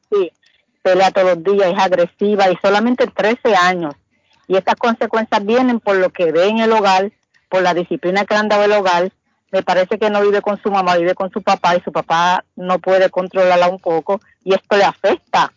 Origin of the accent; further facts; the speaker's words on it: Puerto Rico; moved away as an adult; now in Boston, United States; Yo soy puertorriqueña